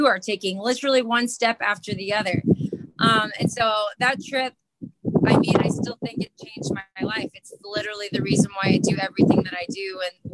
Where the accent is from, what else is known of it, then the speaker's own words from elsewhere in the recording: Miami, Florida, United States; moved away as an adult; also born or lived in East Tennessee; I'm from Miami, Florida